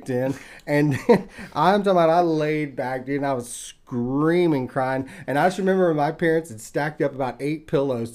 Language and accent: English; East Texas, United States; I grew up out in East Texas when I was like really young